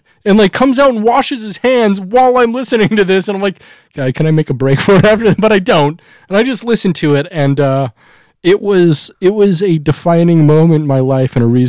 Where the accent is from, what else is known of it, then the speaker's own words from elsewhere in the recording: Seattle, Washington, United States; And he's going to love me because I'm the rocker from Seattle.